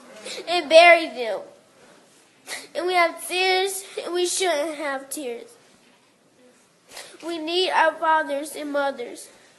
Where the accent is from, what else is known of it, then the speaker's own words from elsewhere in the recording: Charlotte, North Carolina, United States; I've been born and raised in Charlotte.